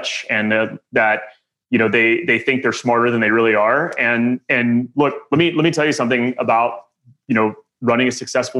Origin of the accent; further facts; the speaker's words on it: Midland, Texas, United States; moved back to my hometown, Midland, Texas